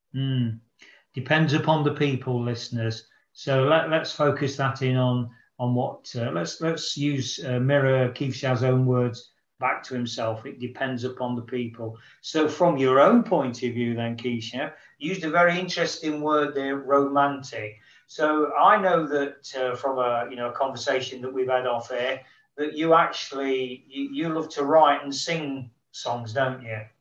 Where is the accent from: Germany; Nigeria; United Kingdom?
United Kingdom; as a Brit coming over to India